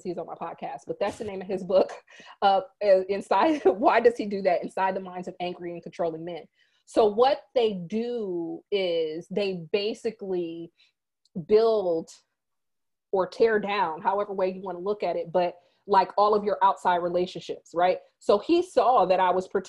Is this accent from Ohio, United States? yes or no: no; Fort Wayne, Indiana, United States; moved away; Fort Wayne, where I'm from